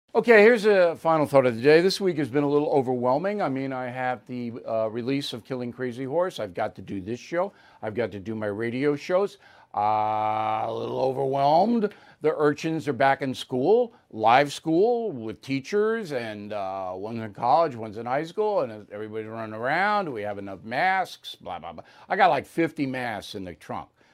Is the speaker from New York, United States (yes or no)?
yes; Long Island, New York, United States; my hometown newspaper, Newsday